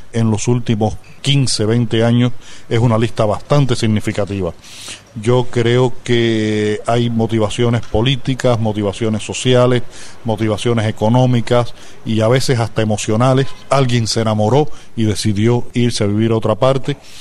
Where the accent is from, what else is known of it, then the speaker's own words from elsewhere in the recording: Cuba; yo como cubano